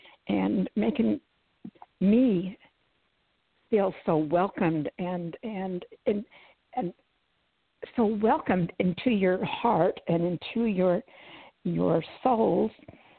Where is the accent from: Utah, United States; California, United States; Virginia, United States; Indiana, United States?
Utah, United States; moved away as an adult; also born or lived in Minnesota / Omaha, Nebraska; now in Tyler, United States; I came to Tyler 4 years ago. I had lived in, born and raised in Utah, and then we moved to Minnesota, and then we moved to Omaha, Nebraska, and then moved here.